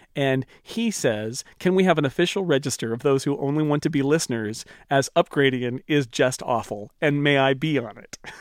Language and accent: English; near Yosemite, California, United States; I grew up near Yosemite.